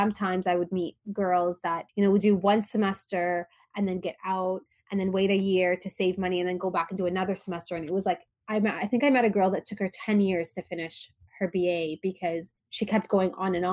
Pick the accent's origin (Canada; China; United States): Canada; Toronto, Ontario; also born or lived in Dubai; I grew up in Toronto, in Canada. And, you know, I'm originally from Palestine. My parents were born in Gaza. They grew up in Egypt. I was born in Dubai, moved to Canada when I was very young